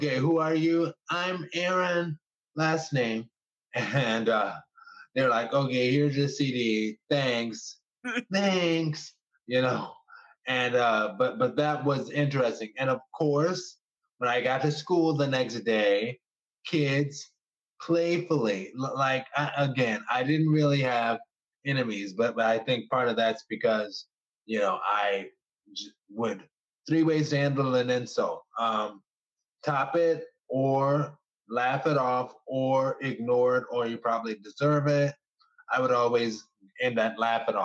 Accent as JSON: {"language": "English", "town": "New Orleans", "region": "Louisiana", "country": "United States", "tie": "born or raised there", "said": "I have to represent my area. And I'm from Gentilly"}